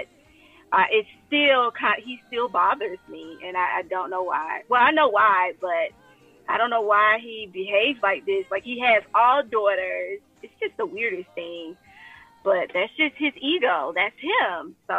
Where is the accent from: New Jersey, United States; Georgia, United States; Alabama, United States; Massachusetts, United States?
Georgia, United States; Atlanta; But I'm also originally from Atlanta, Georgia. So I am a little transplant here.